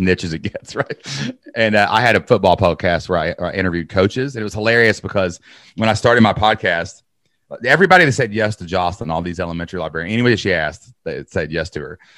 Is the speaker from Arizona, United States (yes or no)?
no; Kentucky, United States; I'm from Kentucky